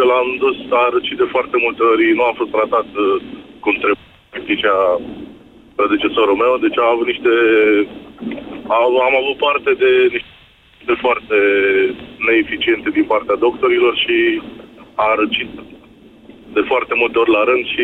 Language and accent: Romanian; Pitești, Argeș, Romania; Din uh, Pitești.